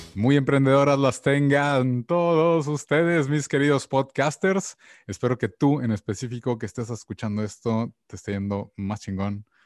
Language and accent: Spanish; Mexico; como mexicano